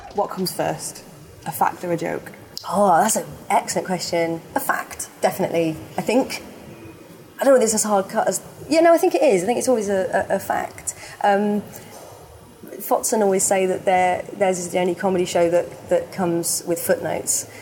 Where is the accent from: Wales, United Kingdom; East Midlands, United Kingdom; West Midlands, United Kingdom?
West Midlands, United Kingdom; Birmingham; moved away; also born or lived in London; I lived in Birmingham, I grew up in Birmingham